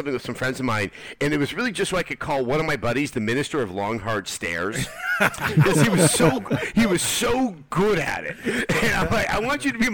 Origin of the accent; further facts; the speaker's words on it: East Bay, California, United States; when I grew up in the East Bay, I lived across the street from a BART station